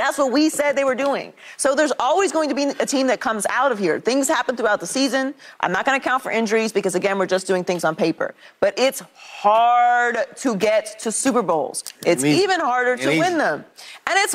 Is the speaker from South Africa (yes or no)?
no; Pittsburgh, Pennsylvania, United States; I'm from Pittsburgh